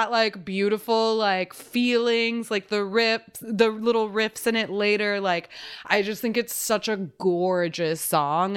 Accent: Texas, United States; I'm from Texas

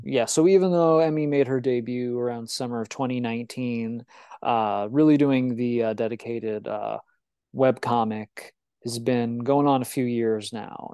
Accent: Illinois, United States; I'm from Illinois

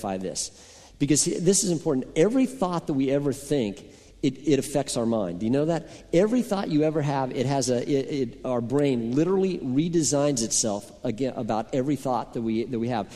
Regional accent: Boulder, Colorado, United States; moved away; I grew up in Colorado, as many of you know, and I lived on the top of a hill that overlooked the city of Boulder, Colorado.

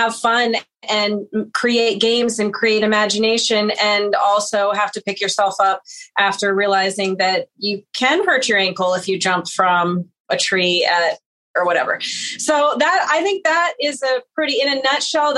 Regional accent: Boulder, Colorado, United States; moved away; I am originally from Boulder, Colorado. I still go home to the same house that I grew up in.

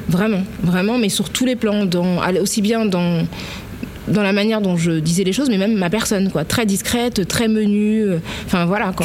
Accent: Paris, Île-de-France, France; also born or lived in La Courneuve; je viens de Paris euh, parce que c'est là que je suis née, que c'est là que j'ai habité le plus longtemps

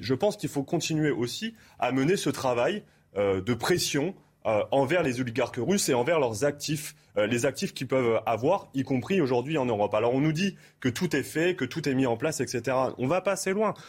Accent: Amiens, Hauts-de-France, France; je viens d'Amiens

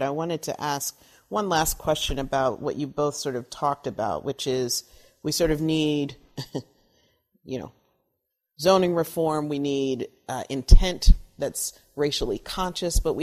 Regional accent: Cleveland, Ohio, United States; moved away; I grew up in Cleveland

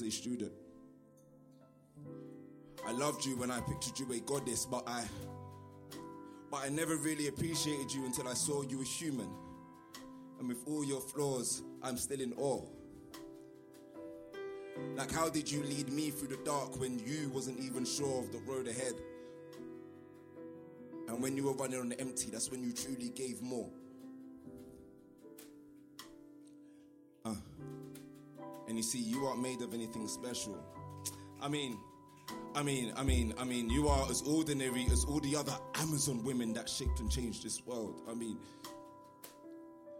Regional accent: London, United Kingdom; I am from the East End.

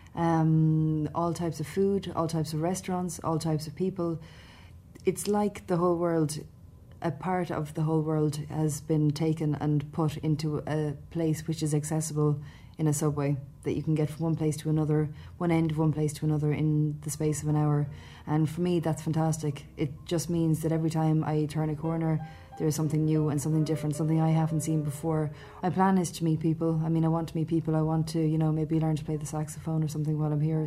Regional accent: Midlands, Ireland; moved away as an adult; also born or lived in Dublin; now in New York, United States; I'm from the Midlands. I'm from um, a small town in the Midlands

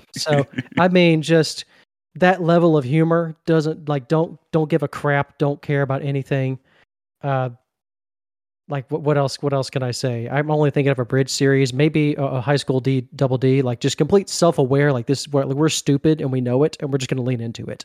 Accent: Mississippi, United States; Mississippi down here, born and born and raised and still here

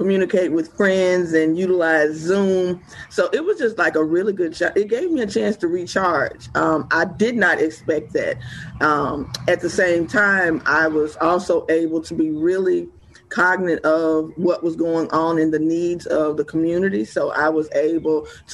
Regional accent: West Point, Mississippi, United States; also born or lived in Atlanta, Georgia / Jackson, Mississippi; I'm originally born and raised in West Point, Mississippi. So I am I'm definitely a Mississippi girl

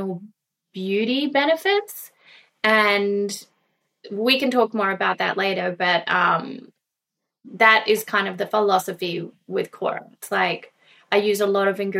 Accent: Gunnedah, New South Wales, Australia; I was raised in Australia, in a little country town called Gunnedah

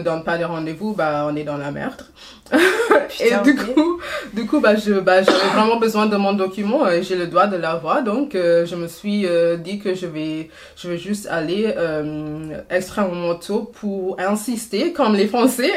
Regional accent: Trinidad & Tobago; French is a second language; moved away as an adult; now in France; j'ai fait jusqu'à euh, mon M2 à Trinity et Tobago

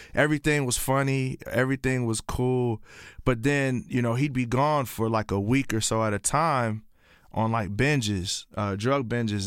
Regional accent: Columbia, Tennessee, United States; also born or lived in Pontiac, Michigan; I was raised in a small town called Columbia, Tennessee.

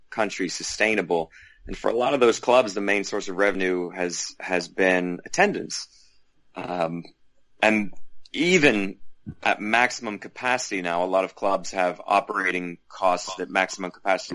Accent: United States; moved away as an adult; also born or lived in England; as an American living in England at the time

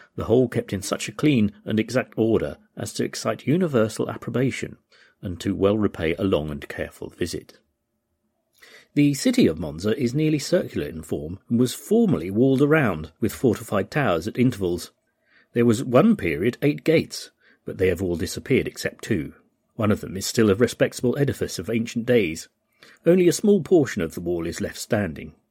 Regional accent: United Kingdom; as a British person, we often use the term yank

